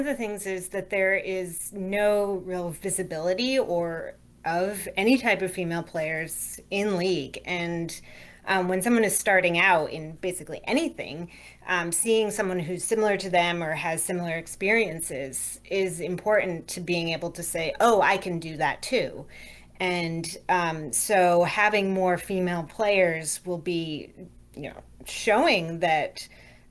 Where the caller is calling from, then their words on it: Shepherdstown, West Virginia, United States; I'm calling from West Virginia, Shepherdstown. It's about an hour and a half from DC.